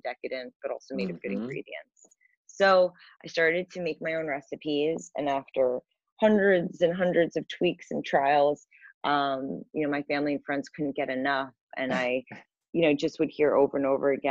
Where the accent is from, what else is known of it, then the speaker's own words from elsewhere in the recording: New York City, New York, United States; also born or lived in California; I grew up in New York City.